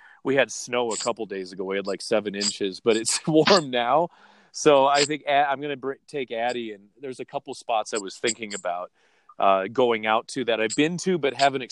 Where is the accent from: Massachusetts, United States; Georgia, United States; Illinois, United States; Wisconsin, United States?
Wisconsin, United States; moved away; also born or lived in Manhattan Beach, California; I grew up mainly in Wisconsin